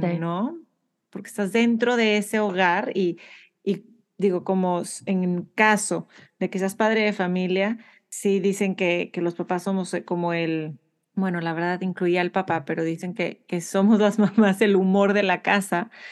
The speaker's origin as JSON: {"language": "Spanish", "town": "Monterrey", "region": "Nuevo León", "country": "Mexico", "tie": "born or raised there", "said": "nací y, crecí en Monterrey, México"}